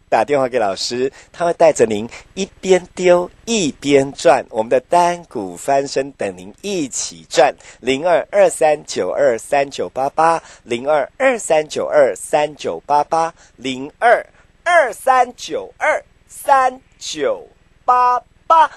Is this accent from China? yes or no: no; Taiwan; 我们闽南人，咱台湾人